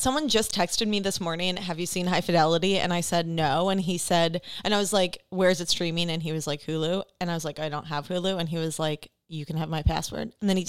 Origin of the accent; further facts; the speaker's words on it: Antioch, Illinois, United States; But I am from the Chicago suburbs.